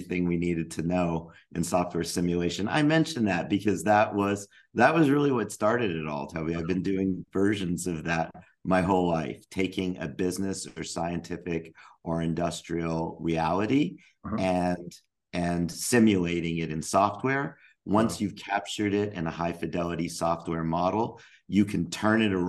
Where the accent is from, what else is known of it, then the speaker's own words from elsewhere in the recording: Albuquerque, New Mexico, United States; I grew up in Albuquerque, New Mexico